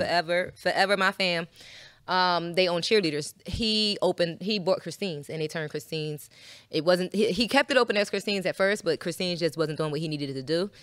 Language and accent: English; Philadelphia, Pennsylvania, United States; now in Atlanta, United States; I'm from Philly